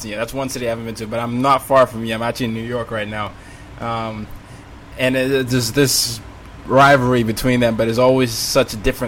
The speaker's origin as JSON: {"language": "English", "country": "Nigeria", "said": "I'm Nigerian"}